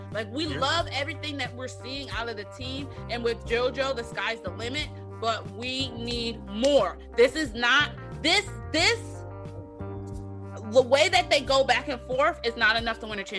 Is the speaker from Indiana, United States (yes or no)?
no; Philadelphia, Pennsylvania, United States